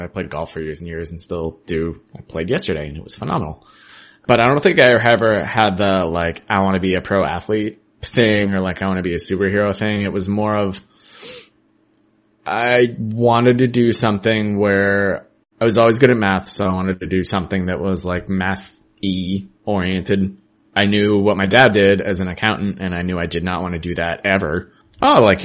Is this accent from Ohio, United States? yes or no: no; Ithaca, New York, United States; moved away as an adult; now in Philadelphia, United States; I grew up in Ithaca, New York